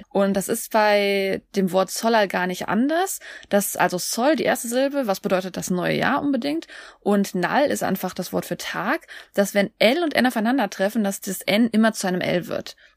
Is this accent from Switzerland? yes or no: no; Seoul, South Korea; German is a second language; Nee, ich bin in Seoul aufgewachsen, ich muss nicht reisen.